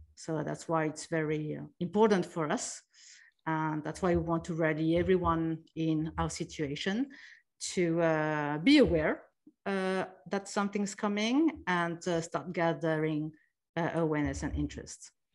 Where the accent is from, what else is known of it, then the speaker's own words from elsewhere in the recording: France; moved away as an adult; also born or lived in New York, United States / Taiwan / Sydney, Australia / Zurich, Switzerland; I was born in France, and, uh, I grew up there